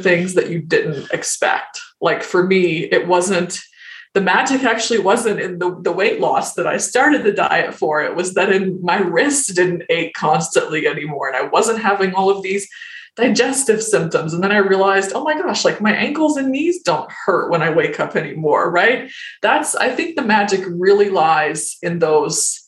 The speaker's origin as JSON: {"language": "English", "region": "the South", "country": "United States", "tie": "born or raised there", "said": "growing up in the South"}